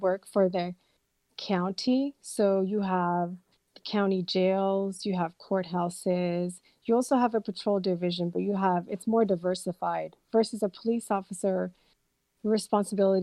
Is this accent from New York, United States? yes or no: no; Fremont, California, United States; also born or lived in Birmingham, England / Union City, California; I grew up in Fremont, pretty much went to elementary school, junior high, and high school in Fremont